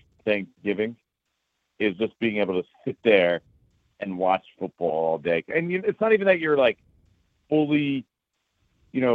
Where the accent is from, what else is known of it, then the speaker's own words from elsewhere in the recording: New Jersey, United States; I'm a Jersey guy. I grew up, born and raised in Jersey